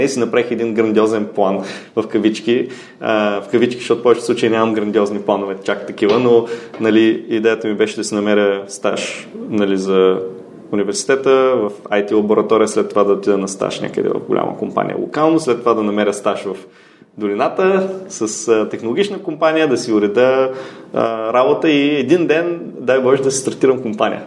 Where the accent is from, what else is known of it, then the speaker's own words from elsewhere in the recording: Ruse, Ruse Province, Bulgaria; moved away as an adult; also born or lived in Sofia / Silicon Valley, United States; Роден съм в а, София, но съм израснал в Русе и а, на 19 години заминах за Америка